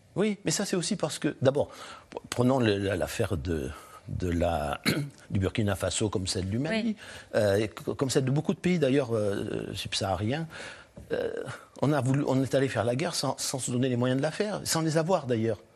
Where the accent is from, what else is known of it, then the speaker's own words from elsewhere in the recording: France; je suis français